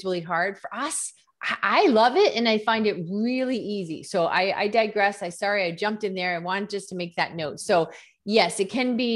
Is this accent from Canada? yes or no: yes; Canada; first language English; I'm from Canada